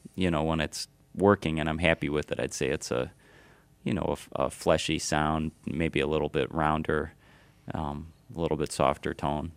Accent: Ann Arbor, Michigan, United States; also born or lived in New York; now in Michigan, United States; I grew up in Ann Arbor

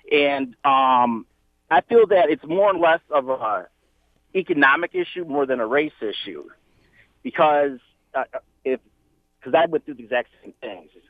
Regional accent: Detroit, Michigan, United States; now in South Lyon, United States; I grew up on the Southwest side of Detroit

